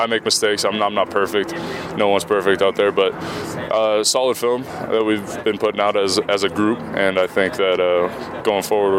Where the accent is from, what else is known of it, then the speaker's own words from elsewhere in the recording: Southern California, United States; moved away; I'm from Southern California, yeah.